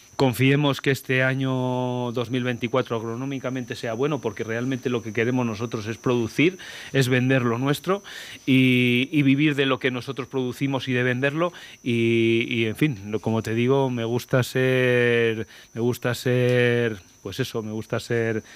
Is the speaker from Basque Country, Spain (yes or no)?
no; Castile and León, Spain; yo, que soy una persona que nací en mi pueblo, que tengo mi trabajo allí, y que he sido alcalde 12 años